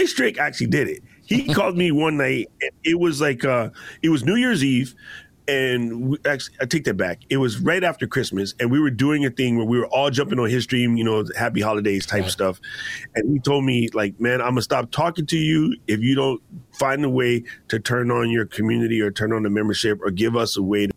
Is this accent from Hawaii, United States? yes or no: yes; Hawaii, United States; we're both from Hawaii